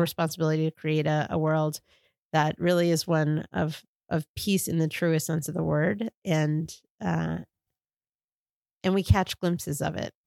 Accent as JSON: {"language": "English", "region": "New York", "country": "United States", "tie": "born or raised there", "moved": "yes", "lives_now": "Washington, D.C., United States", "said": "my experience growing up in New York"}